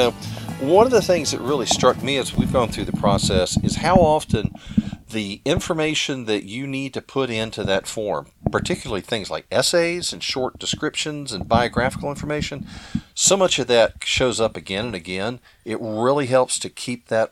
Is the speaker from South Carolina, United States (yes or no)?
yes; South Carolina, United States; I grew up in South Carolina, okay, East Coast.